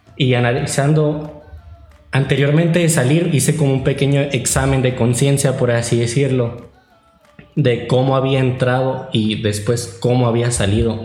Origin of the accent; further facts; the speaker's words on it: Catedral Santuario, Sonora, Mexico; soy de Catedral Santuario